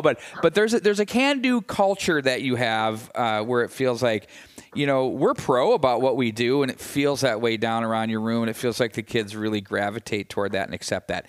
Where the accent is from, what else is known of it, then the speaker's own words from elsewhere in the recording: Chaska, Minnesota, United States; And growing up in the Chaska-Chan program, a lot of those kids were in Pee Wee AA, Bantam AA type state tournament experiences, and you get used to it.